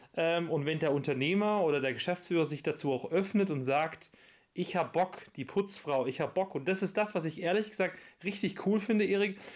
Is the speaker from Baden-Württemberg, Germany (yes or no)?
yes; Backnang, Baden-Württemberg, Germany; ich bin ja in Backnern geboren